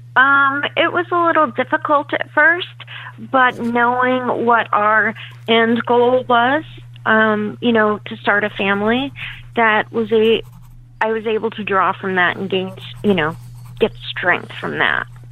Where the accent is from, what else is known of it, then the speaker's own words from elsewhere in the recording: Leesport, Pennsylvania, United States; I grew up in the Leesport area, um, up towards Reading, PA.